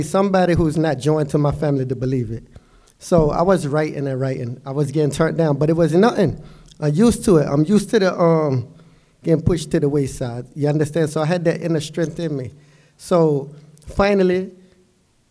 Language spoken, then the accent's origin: English; Norfolk, Virginia, United States; I come from Norfolk, so I come from the projects